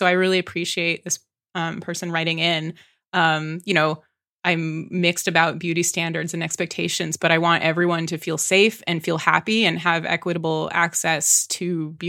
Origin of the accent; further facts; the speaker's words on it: San Dimas, California, United States; I'm from San Dimas, California, where Bill and Ted's Excellent Adventure was filmed.